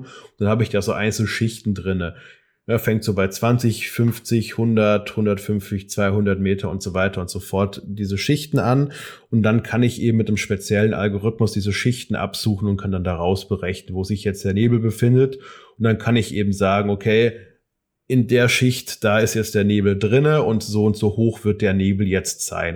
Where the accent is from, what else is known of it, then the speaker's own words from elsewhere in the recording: Darmstadt, Hesse, Germany; bei mir aus Darmstadt, aus meiner Heimatstadt